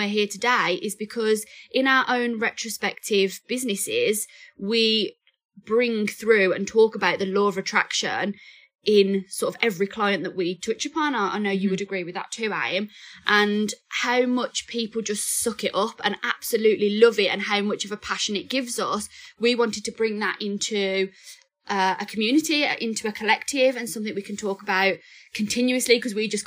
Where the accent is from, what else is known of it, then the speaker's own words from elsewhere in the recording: Birmingham, West Midlands, United Kingdom; I am also from Birmingham, born and bred.